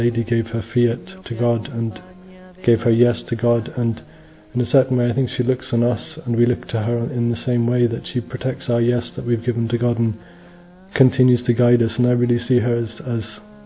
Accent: Northern Ireland, United Kingdom; I'm from Northern Ireland and I'm 30 years old.

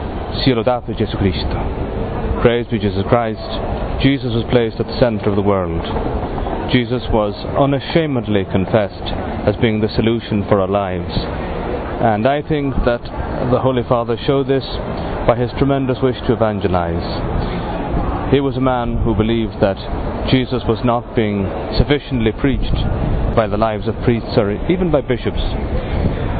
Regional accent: Dublin, Leinster, Ireland; now in Cuenca, Spain; I'm an Irish priest. I was born in Dublin, but I'm working in the Diocese of Cuenca, Spain

